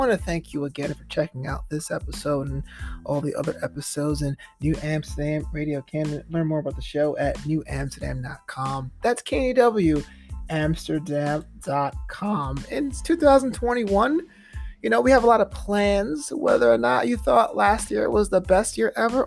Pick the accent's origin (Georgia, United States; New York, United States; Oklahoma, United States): New York, United States; now in Culver City, United States; I'm from New York